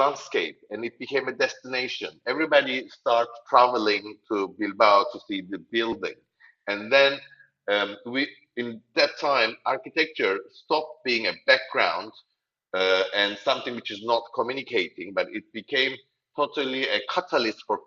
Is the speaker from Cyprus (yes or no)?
yes; Nicosia, Cyprus; I am originally from Cyprus, from Nicosia. I'm a Turkish Cypriot